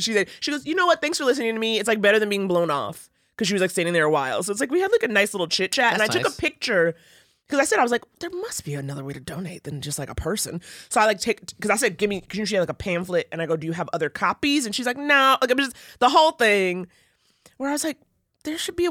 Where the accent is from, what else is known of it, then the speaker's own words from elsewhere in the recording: New York, United States; growing up in New York